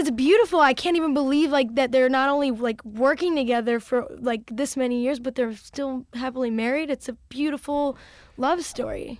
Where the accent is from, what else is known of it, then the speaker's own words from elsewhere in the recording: Chicago, Illinois, United States; I was from Chicago